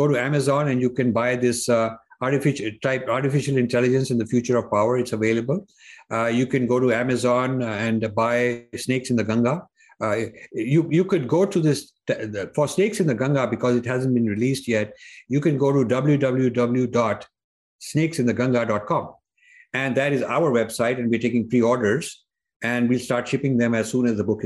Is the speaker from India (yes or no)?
yes; India; now in United States; as an Indian